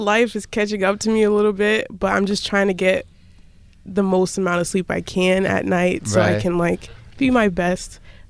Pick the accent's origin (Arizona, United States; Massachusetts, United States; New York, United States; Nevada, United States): Massachusetts, United States; Springfield; I'm from Springfield originally, about an hour from here.